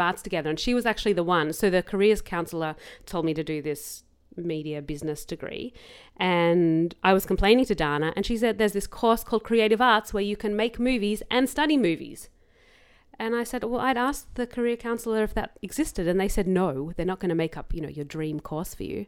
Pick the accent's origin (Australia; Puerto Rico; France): Australia; Melbourne, Victoria; born or raised there